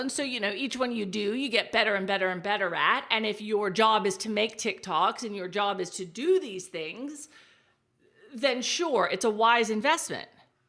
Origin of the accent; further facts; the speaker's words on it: Texas, United States; moved away as an adult; now in Australia; I am. Can't you tell my Australian accent? It's wonderful.